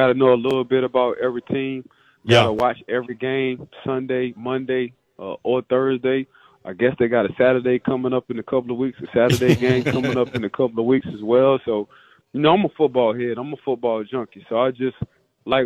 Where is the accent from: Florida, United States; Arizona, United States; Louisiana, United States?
Louisiana, United States; New Orleans; I'm from New Orleans, so we call ourselves Nola Boys